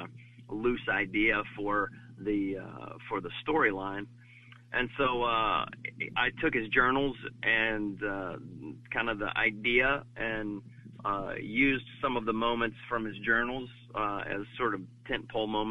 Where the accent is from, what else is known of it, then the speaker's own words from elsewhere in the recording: the South, United States; I grew up in the South